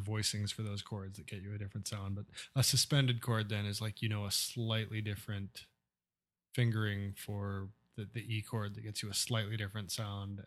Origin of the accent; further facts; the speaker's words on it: Nebraska, United States; growing up in Nebraska